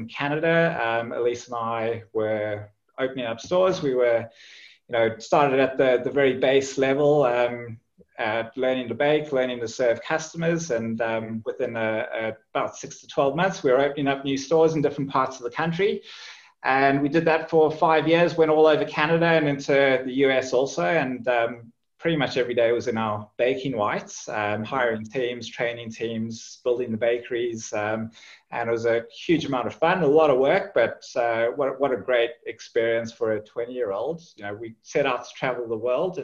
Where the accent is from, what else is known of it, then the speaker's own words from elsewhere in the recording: Johannesburg, Gauteng, South Africa; moved away as an adult; also born or lived in Zimbabwe / Cape Town; now in Australia; I was born in Zimbabwe, raised in South Africa, and grew up in Johannesburg, and then went to university in Cape Town